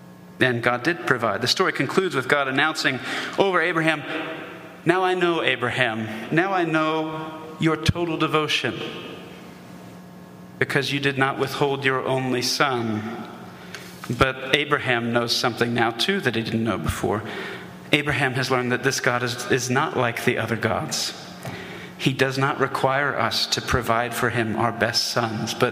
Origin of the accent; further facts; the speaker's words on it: the South, United States; we're in the South, and I grew up in the South